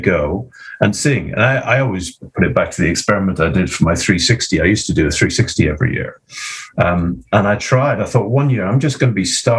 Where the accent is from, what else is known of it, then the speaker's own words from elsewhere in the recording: Scotland, United Kingdom; as a Scottish Presbyterian